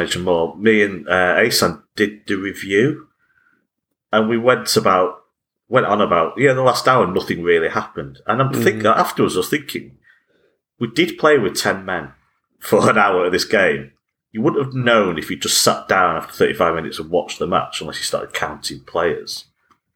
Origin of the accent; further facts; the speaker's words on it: England, United Kingdom; we're English